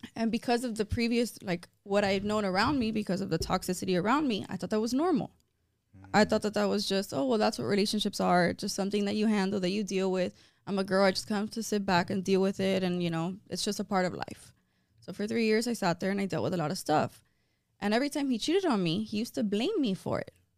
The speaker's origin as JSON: {"language": "English", "town": "Miami", "region": "Florida", "country": "United States", "tie": "born or raised there", "said": "I was born and raised here in Miami, but my background, so it's weird. So my mom's side is Cuban, but my dad's side is Italian"}